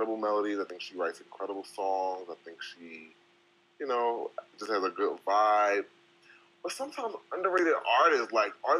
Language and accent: English; Philadelphia, Pennsylvania, United States; I'm from Philly